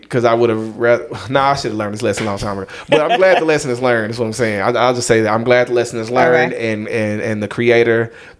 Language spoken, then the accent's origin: English; the South, United States; I'm from the South